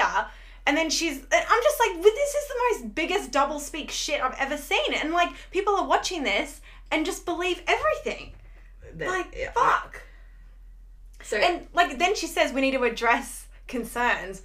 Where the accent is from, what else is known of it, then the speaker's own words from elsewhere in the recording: Australia; as an Australian